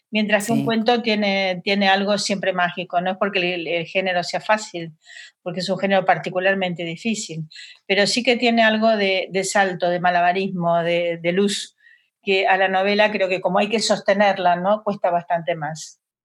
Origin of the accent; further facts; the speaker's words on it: Buenos Aires, Argentina; moved away as an adult; now in Madrid, Spain; soy de Buenos Aires